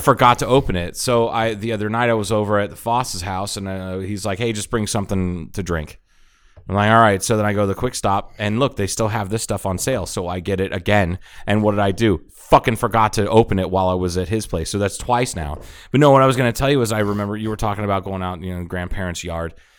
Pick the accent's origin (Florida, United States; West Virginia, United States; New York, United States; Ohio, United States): Ohio, United States; moved away; I grew up in Ohio